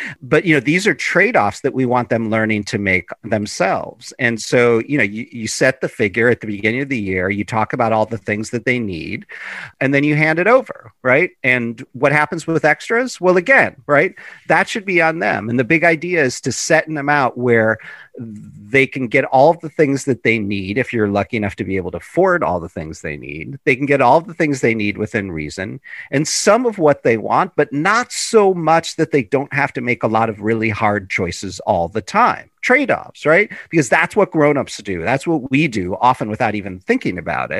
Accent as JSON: {"language": "English", "town": "Chicago", "region": "Illinois", "country": "United States", "tie": "born or raised there", "said": "in Chicago, which is my hometown"}